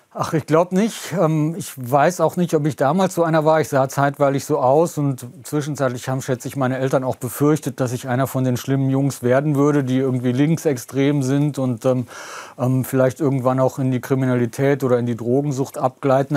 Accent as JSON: {"language": "German", "area": "Lower Rhine village", "region": "North Rhine-Westphalia", "country": "Germany", "tie": "born or raised there", "moved": "yes", "said": "ich bin hier zu Hause, ich kann eigentlich nirgends sonst auf der Welt ein derart vertrautes Gefühl herstellen wie hier in diesem niederrheinischen Dorf"}